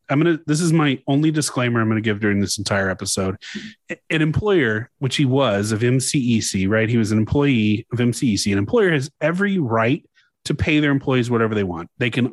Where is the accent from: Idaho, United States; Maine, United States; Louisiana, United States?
Louisiana, United States; I'm from Louisiana, man. We got a lot of French people.